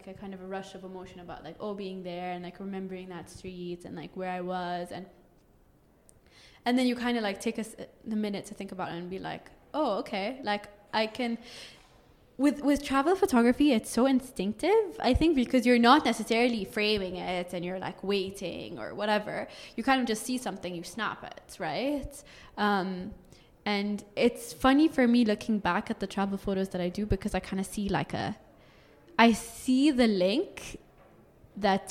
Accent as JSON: {"language": "English", "country": "Bahrain", "also_born_or_lived": "Dubai", "moved": "yes", "said": "I'm from Bahrain."}